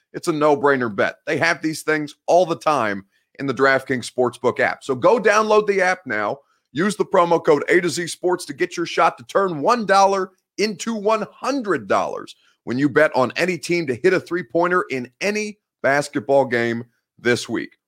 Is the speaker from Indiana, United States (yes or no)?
yes; Indiana, United States; I'm from Indiana